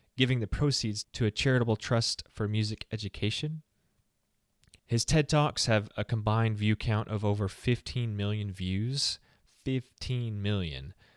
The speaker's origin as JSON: {"language": "English", "region": "the South", "country": "United States", "said": "I'm from the South"}